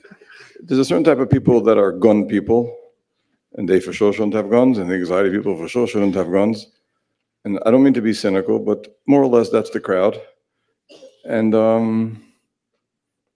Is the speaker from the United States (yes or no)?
yes; New York City, New York, United States; I'm from Borough Park